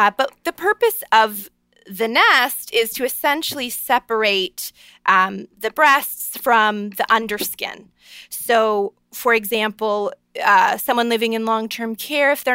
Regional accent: Niagara Falls, Ontario, Canada; I'm a Canadian girl from born and raised Niagara Falls, Ontario

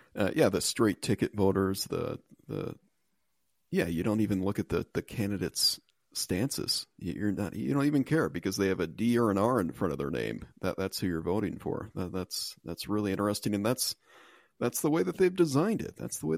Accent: United States; I'm American first, sir.

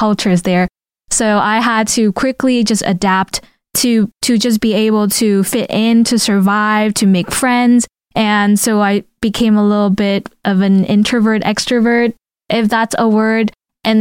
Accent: Vietnam; moved away; I grew up in Vietnam, like, you know, outside of elementary

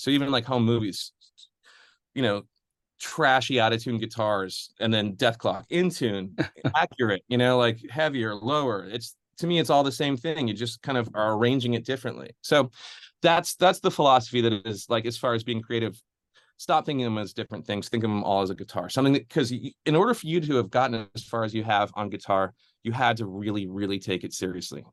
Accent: Midwest, United States; I'm from the Midwest too

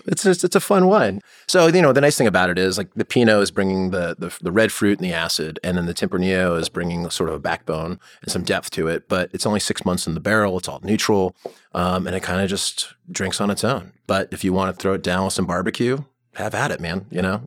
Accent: Allentown, Pennsylvania, United States; also born or lived in Chicago; now in Oregon, United States; I grew up in Allentown, P A, and I'm in Chicago

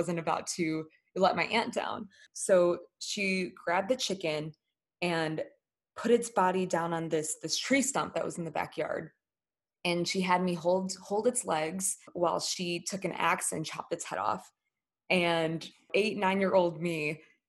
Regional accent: United States; the privileges that I had growing up in the US

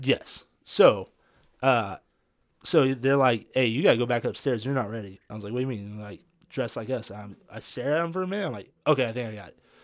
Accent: California, United States; I'm from California

